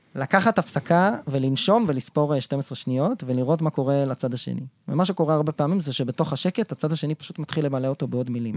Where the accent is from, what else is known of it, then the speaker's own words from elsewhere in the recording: Israel; אנחנו כישראלים